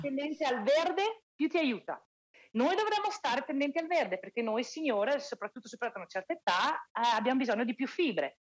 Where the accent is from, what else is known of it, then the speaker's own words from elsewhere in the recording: Italy; moved away; io sono italiana